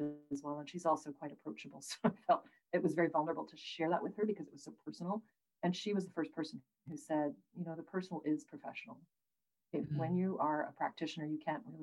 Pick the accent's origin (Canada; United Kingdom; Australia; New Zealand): Canada; Prince George, British Columbia; I grew up in Prince George, right? So it's like the beard gravel pit capital of BC.